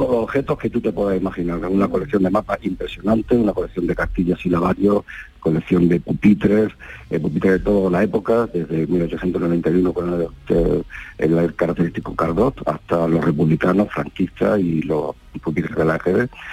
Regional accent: Canena, Andalusia, Spain; now in Madrid, Spain; nosotros somos, somos de Canena, sí vivimos en Madrid

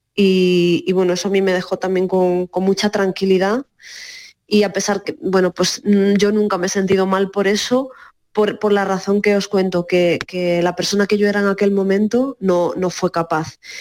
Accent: Cádiz, Andalusia, Spain; moved away; yo además soy de Cádiz

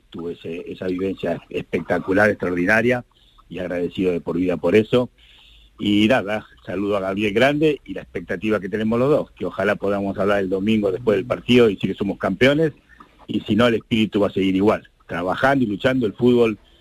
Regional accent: Argentina; now in Andalusia, Spain; obviamente soy argentino y así lo siento muchísimo

